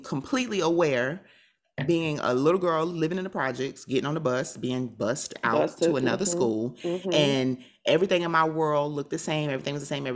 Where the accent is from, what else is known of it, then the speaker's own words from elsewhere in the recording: South Florida, United States; I'm from South Florida